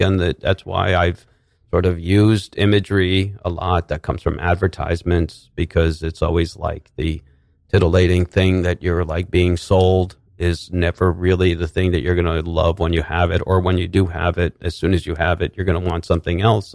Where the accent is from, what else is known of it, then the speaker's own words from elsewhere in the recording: New Rochelle, New York, United States; also born or lived in Manhattan, New York; I grew up, I was born in Manhattan. We grew up, I grew up in Westchester, in New Rochelle.